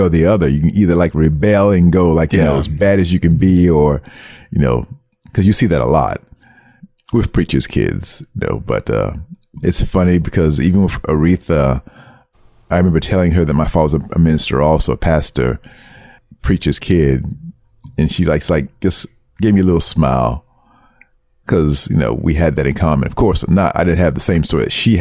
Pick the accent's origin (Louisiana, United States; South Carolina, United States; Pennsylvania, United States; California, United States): South Carolina, United States; accent: thick Brooklyn; also born or lived in Brooklyn, New York; now in Tokyo, Japan; I was born in New York, born in Brooklyn. We lived there until I was 7. And then my family, we moved down to South Carolina